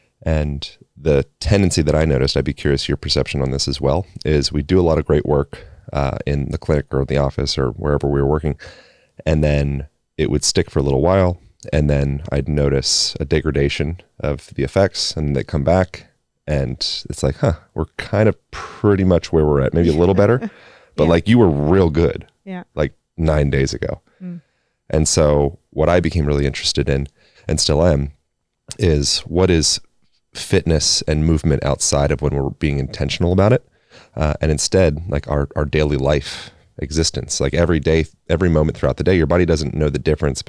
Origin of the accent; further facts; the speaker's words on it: Pennsylvania, United States; Originally Pennsylvania.